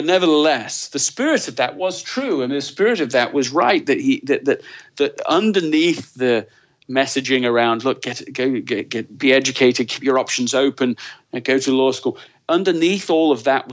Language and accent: English; Leeds, Yorkshire and the Humber, United Kingdom; moved away as an adult; also born or lived in London / Colorado; I was born in London, grew up in Leeds